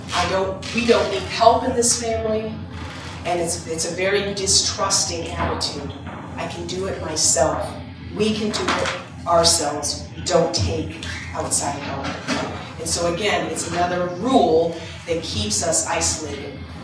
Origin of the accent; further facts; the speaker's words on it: Maine, United States; I'm from Maine